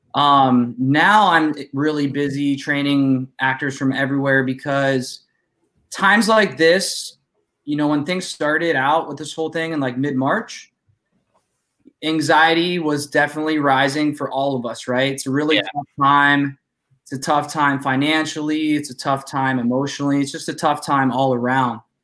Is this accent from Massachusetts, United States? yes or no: no; Youngstown, Ohio, United States; I'm from Youngstown.